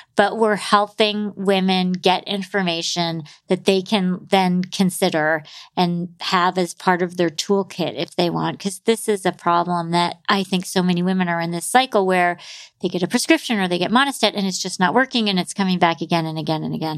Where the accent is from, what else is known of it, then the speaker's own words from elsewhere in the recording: New York City, New York, United States; I'm a New Yorker